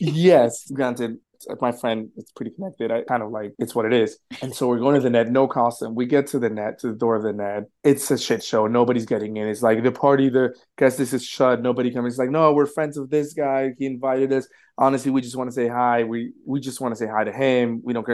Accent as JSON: {"language": "English", "country": "Colombia", "moved": "yes", "lives_now": "New York, United States", "said": "I'm an immigrant from Colombia"}